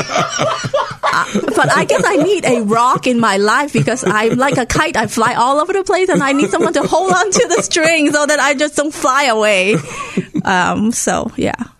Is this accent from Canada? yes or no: no; Hong Kong; moved away; Where I grew up in Hong Kong, it is very interest, it is a very diverse city